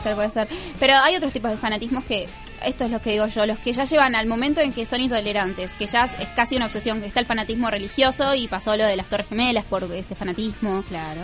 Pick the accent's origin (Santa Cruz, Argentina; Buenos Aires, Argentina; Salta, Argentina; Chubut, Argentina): Buenos Aires, Argentina; also born or lived in Río Gallegos; Acá en Buenos Aires